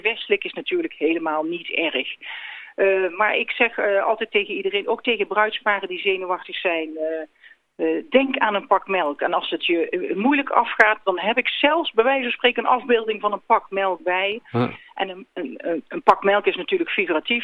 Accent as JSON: {"language": "Dutch", "region": "North Brabant", "country": "Netherlands", "said": "Ik kom zelf uit Zuid-Brabant."}